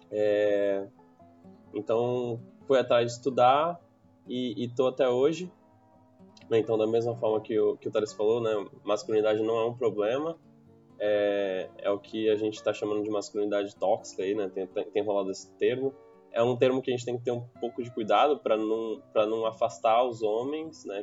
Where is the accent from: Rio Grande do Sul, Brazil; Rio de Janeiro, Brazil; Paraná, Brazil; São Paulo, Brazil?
São Paulo, Brazil; Santos; moved away as an adult; tenho 25 anos, sou de Santos, é, mas fora do contexto de pandemia eu estava em São Paulo há quase um ano.